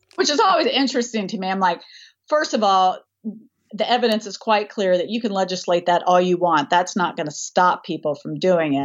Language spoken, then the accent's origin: English; Tennessee, United States; also born or lived in Rust Belt; as a person who is from Tennessee, I'm a Southern gal. I grew up making bist-, biscuits and shooting guns at the same time